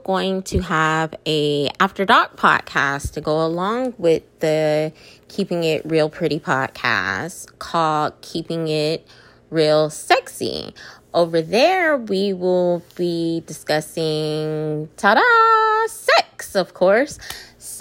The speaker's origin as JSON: {"language": "English", "town": "Austin", "region": "Texas", "country": "United States", "said": "I'm from Austin, Texas"}